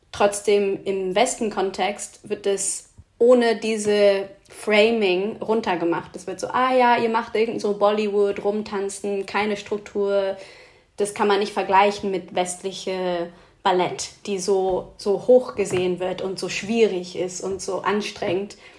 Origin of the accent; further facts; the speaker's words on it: Oxford, South East England, United Kingdom; German is a second language; moved away; Es gab in Oxford eine, wo ich aufgewachsen bin